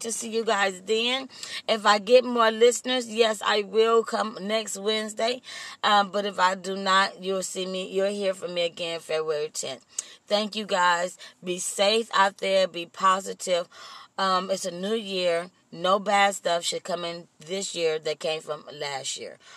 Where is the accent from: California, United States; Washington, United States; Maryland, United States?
California, United States; Compton; also born or lived in Austin, Texas; I was raised in the city of Compton.